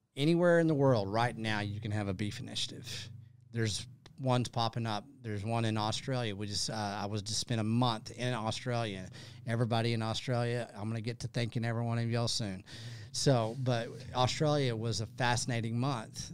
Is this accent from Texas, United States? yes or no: yes; Texas, United States; I'm from Texas